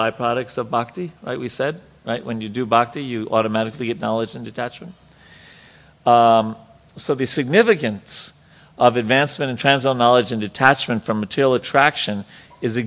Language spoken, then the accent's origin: English; New York, United States; I'm from New York